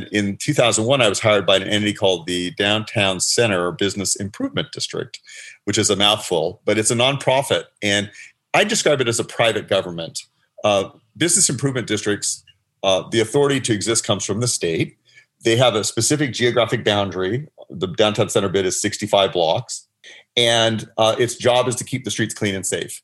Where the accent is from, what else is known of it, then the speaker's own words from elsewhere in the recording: Los Angeles, California, United States; I grew up in the San Fernando Valley